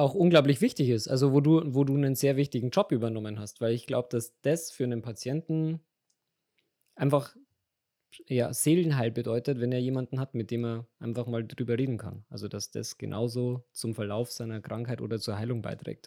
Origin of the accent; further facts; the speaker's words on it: Regensburg, Bavaria, Germany; also born or lived in Bad Kötzting; ich bin Regensburger.